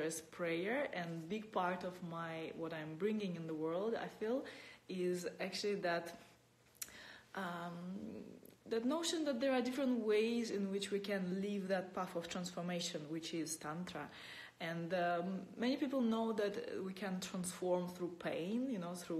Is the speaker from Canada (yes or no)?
no; Russia; moved away as an adult; I'm born in Russia, and for the last 10 years I've been, that's 10 years ago I left Russia, my home country